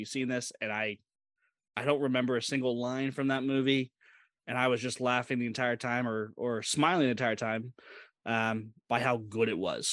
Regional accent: Midwest, United States; I'm from the Midwest

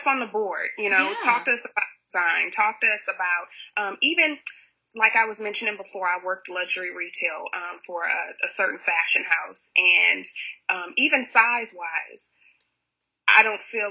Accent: Houston, Texas, United States; also born or lived in San Antonio; my hometown in Houston

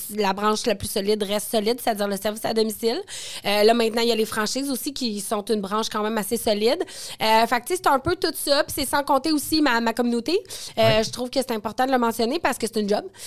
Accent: Quebec City, Quebec, Canada; moved away as an adult; also born or lived in Northern Ontario; now in Montreal, Canada; je viens de Limoilou, un petit quartier de, Québec, qui, il y a 36 euh, ans, pour ne pas trahir mon âge, était vraiment pauvre

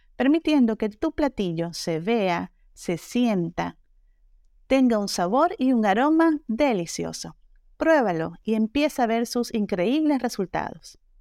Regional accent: Venezuela; moved away as an adult; now in Mexico; yo vengo de Venezuela y tengo aquí ya 15 años

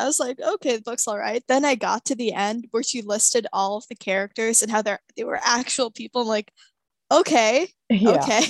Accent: India; I'm Indian

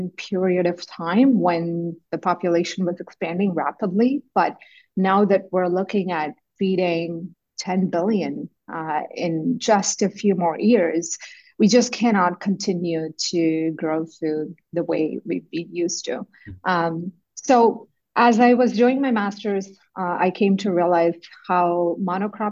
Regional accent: India; moved away as an adult; also born or lived in Manitoba, Canada / Ontario, Canada; now in Canada; I grew up in India, and I went to an agricultural university for my undergrad in India

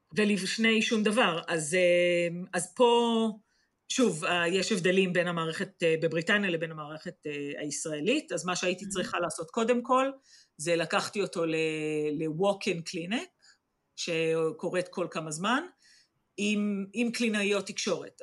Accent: Israel; moved away as an adult; now in England, United Kingdom

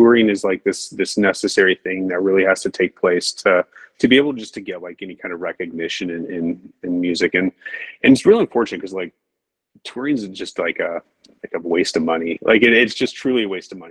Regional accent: Portland, Oregon, United States; moved away as an adult; now in Boston, United States; I'm originally from Portland, so I moved to Boston from Portland, Oregon. Grew up there

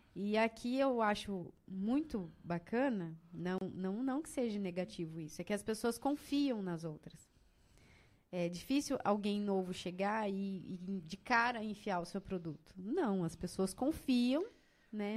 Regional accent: Sidrolândia, Mato Grosso do Sul, Brazil; moved away as an adult; also born or lived in Tangará da Serra; now in Rondonópolis, Brazil; eu sou do Mato Grosso do Sul, de Cidrolândia

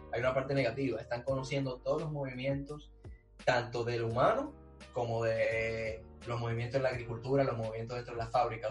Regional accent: Dominican Republic; now in Barcelona, Spain; Y yo confío en mi país

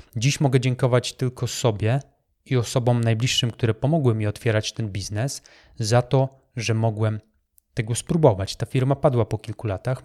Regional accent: Poland; also born or lived in Wrocław; Ja także byłem jednym z tych chłopaków, który e, w szerokich spodniach, wyglądających jak worki po ziemniakach, przemierzał polskie blokowiska

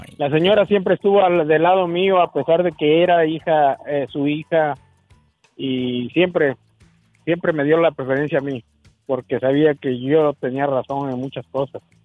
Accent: Tehuacán, Puebla, Mexico; nací en Tehuacán, Puebla

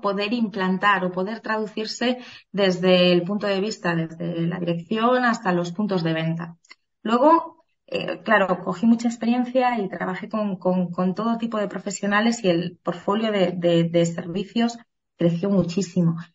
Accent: Asturias, Spain; moved away as an adult; also born or lived in Benidorm; Yo de origen soy asturiana

